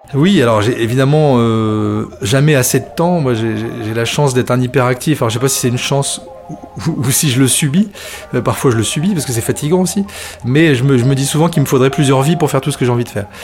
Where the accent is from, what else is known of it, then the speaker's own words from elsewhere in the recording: Tourcoing, Hauts-de-France, France; moi je suis vraiment un, enfant du Nord. Hein. Je suis né à Tourcoing. Euh, j'ai toujours vécu dans le Nord